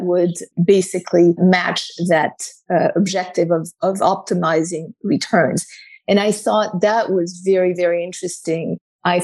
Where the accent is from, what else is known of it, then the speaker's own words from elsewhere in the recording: Paris, Île-de-France, France; moved away as an adult; also born or lived in New York; I was born and raised in Paris